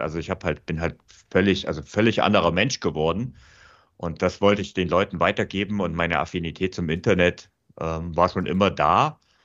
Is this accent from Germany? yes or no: yes; Vogtland, Saxony, Germany; moved away as an adult; now in Munich, Germany; ich bin auch aus der Heimat weggezogen. Also ich komme ursprünglich aus dem Vogtland ähm, und bin dann nach München gezogen